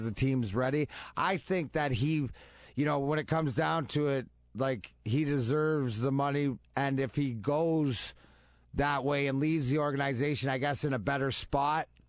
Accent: Canada; I'm Canadian.

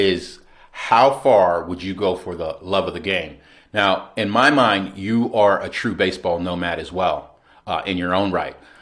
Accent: United States; I'm American.

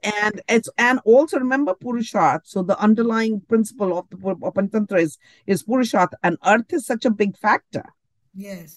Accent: India; it's the Indianness in me

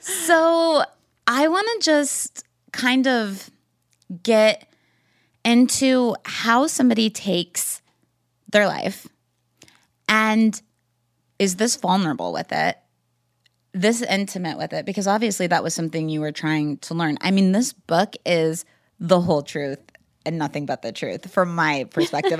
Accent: Wichita, Kansas, United States; growing up in Wichita, Kansas

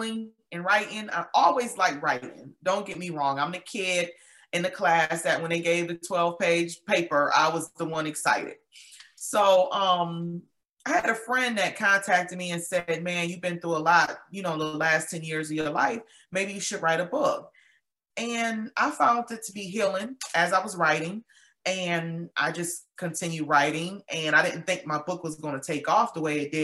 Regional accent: Buffalo, New York, United States; moved away as an adult; now in Georgia, United States; I was born and raised in Buffalo. I'm in Georgia now

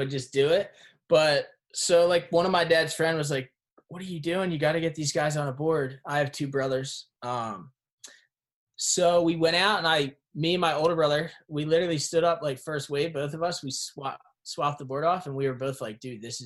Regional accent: Birchrunville, Pennsylvania, United States; born or raised there; also born or lived in Reading, Pennsylvania

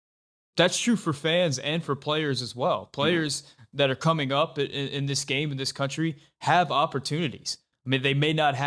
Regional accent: Louisiana, United States; I'm from Louisiana. Louisiana is certainly not a soccer crazy state.

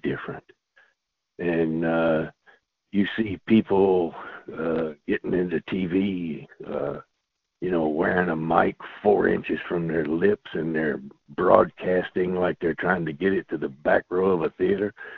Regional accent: South Louisiana, United States; also born or lived in Los Angeles, California; now in Kentucky, United States; I grew up in South Louisiana in a family of storytellers

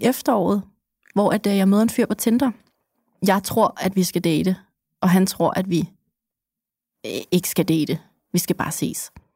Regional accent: Copenhagen, Capital Region of Denmark, Denmark; som københavner

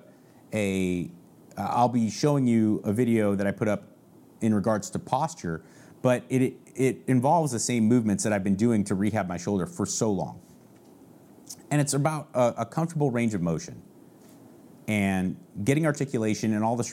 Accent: San Marino, California, United States; moved away as an adult; now in Texas, United States; I grew up actually legitimately in a town called San Marino, California.

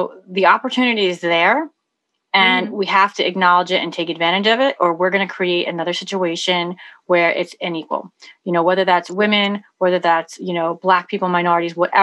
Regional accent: New York, United States; I'm from New York

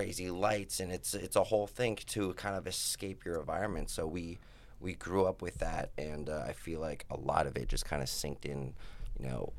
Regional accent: Las Vegas, Nevada, United States; that was our environment growing up in Vegas.

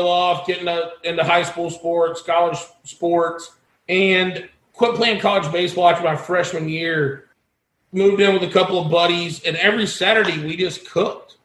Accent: Lakeland, Florida, United States; here in Lakeland, my hometown, Lakeland, Florida

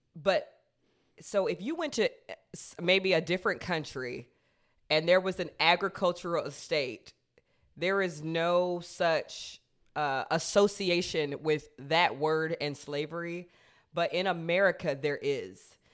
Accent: United States; I'm an American

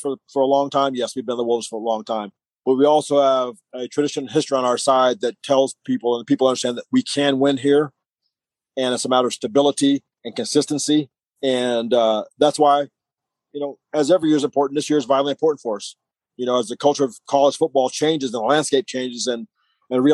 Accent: Iowa, United States; I'm an Iowan. I grew up in Iowa

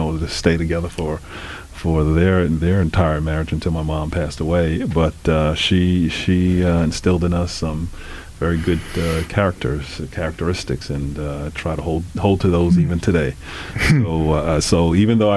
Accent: North Babylon, New York, United States; also born or lived in Queens, New York; We grew up in North Babylon, Long Island

